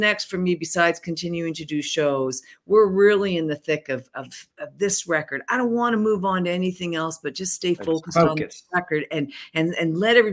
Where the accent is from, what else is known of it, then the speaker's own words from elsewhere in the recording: Canada; I'm a Canadian